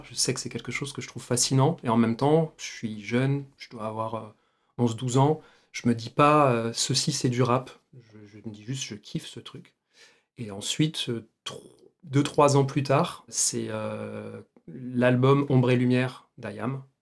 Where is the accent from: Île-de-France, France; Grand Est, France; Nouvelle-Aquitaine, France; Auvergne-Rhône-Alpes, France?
Île-de-France, France; Argenteuil; Moi, j'ai grandi à Argenteuil